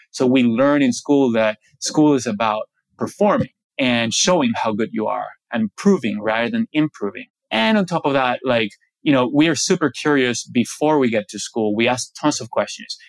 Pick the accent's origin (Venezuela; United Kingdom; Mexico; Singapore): Venezuela; I grew up in Venezuela, about 45 minutes from the ocean